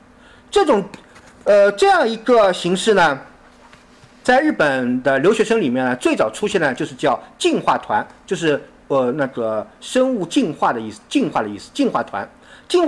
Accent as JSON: {"language": "Chinese", "country": "China", "said": "我们中国人啊，在近代以来一直迄今，我们和我们的历史产生了一个非常大、非常大的断裂"}